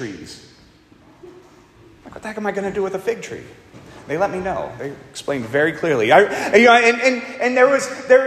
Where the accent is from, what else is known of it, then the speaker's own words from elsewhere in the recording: Pittsburgh, Pennsylvania, United States; moved away as an adult; also born or lived in Northern Virginia; I was from Pittsburgh